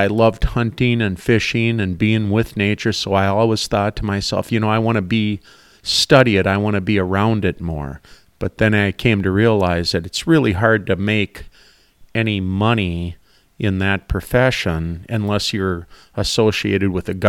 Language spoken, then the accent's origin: English; Rice, Minnesota, United States; I grew up in the St. Cloud area, the Rice area on the river, and I always was a fan of the outdoors.